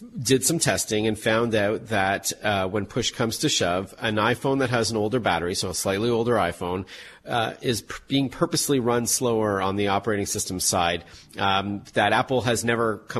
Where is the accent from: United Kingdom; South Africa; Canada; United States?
Canada; I'm Canadian